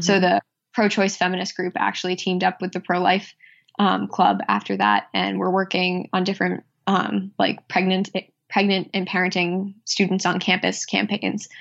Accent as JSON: {"language": "English", "town": "Worcester", "region": "Massachusetts", "country": "United States", "tie": "born or raised there", "also_born_or_lived": "Cape Cod, Massachusetts / South Shore, Massachusetts", "said": "I grew up just outside of Worcester, Massachusetts"}